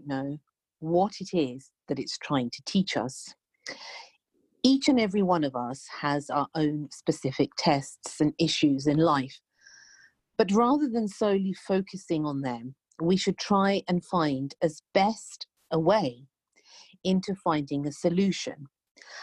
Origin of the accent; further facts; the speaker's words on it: United Kingdom; I'm British